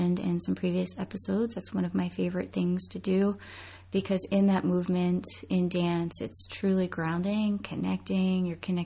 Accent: Coatesville, Pennsylvania, United States; now in State College, United States; I am originally from Coatesville, Pennsylvania

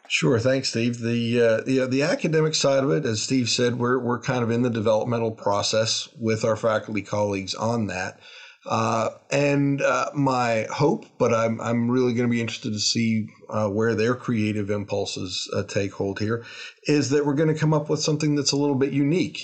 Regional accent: Toronto, Ontario, Canada; also born or lived in Salisbury, North Carolina; now in Lexington, United States; I'm originally from Toronto, Canada

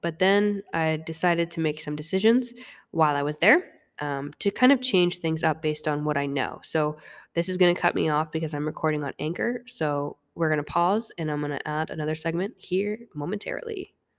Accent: Vermont, United States; moved away as an adult; also born or lived in North Carolina; I was from Vermont, and I walked on to a Division One institution in North Carolina

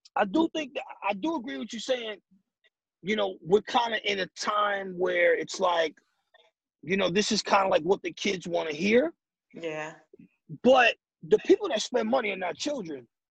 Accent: New York City, New York, United States; I'm from the Bronx

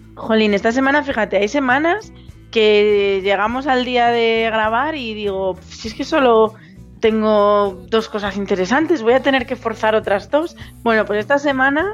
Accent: Zamora, Castile and León, Spain; now in Madrid, Spain; yo no soy, yo no soy madrileña, yo soy de Zamora

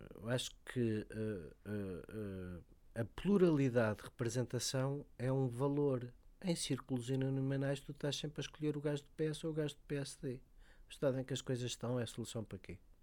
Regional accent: Lisbon, Portugal; Eu sou lisboeta, mas gosto de dizer que sou de Cora

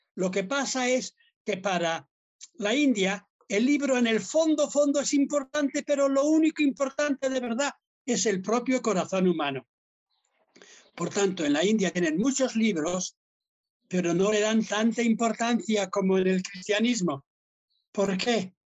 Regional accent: Basque Country, Spain; soy vasco

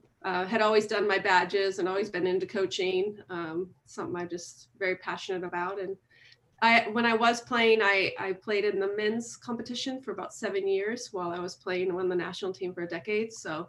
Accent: United States; moved away as an adult; also born or lived in Chicago / New Zealand; I'm originally from the States.

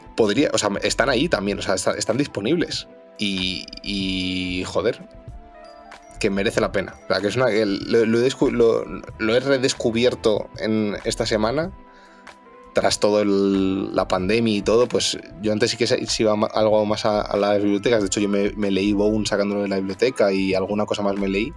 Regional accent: Madrid, Community of Madrid, Spain; yo soy madrileño

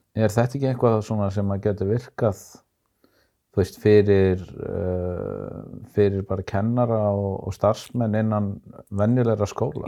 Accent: Iceland

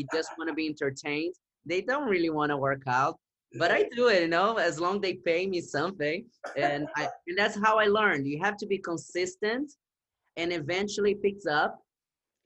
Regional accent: Brazil; English is a second language; moved away as an adult; now in New York City, United States; I was born and raised in Brazil. I came to the United States. I was 25.

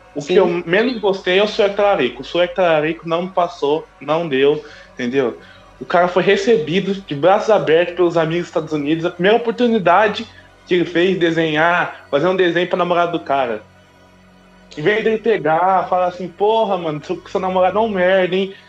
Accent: Brazil; eu sou brasileiro, gente, eu sou brasileiro

